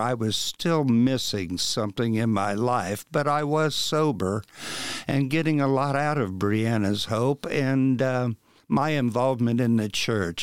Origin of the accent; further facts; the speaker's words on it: Wabash, Indiana, United States; moved away; the bowling alley that I worked at when I was a kid back in Wabash